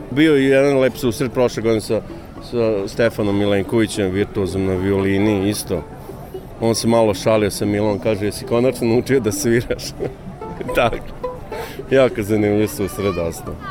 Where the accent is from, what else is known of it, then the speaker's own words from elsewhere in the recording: Sombor, Vojvodina, Serbia; moved away as an adult; now in Novi Sad, Serbia; Ja sam inače rodim iz Sombora, a volim jako Novi Sad. Ovde živim već 12 godina, moja baka je novoseđanka